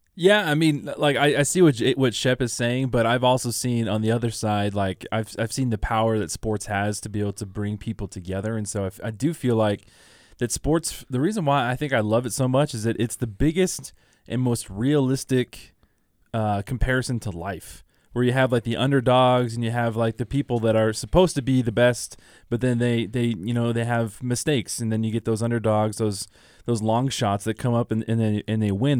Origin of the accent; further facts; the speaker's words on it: Southern California, United States; growing up in Southern California, we were a U C L A, uh, we were a U C L A family